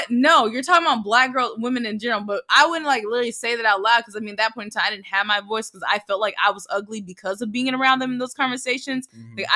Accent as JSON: {"language": "English", "town": "The Colony", "region": "Texas", "country": "United States", "tie": "born or raised there", "said": "I grew up in the Colony, Texas, colony, which Texas. is which is a suburban town. Suburban. Shut up, a suburban town in Dallas, Texas."}